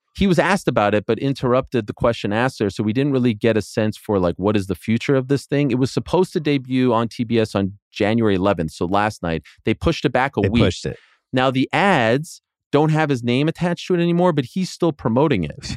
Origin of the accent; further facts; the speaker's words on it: Canada; I'm Canadian